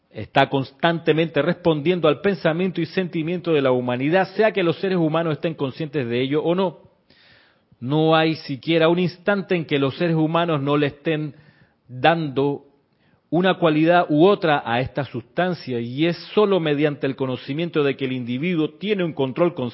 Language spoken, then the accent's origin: Spanish; Panama; also born or lived in Chile; no, soy panameño, sí soy panameño, pero también soy chileno, viví muchos años en Chile.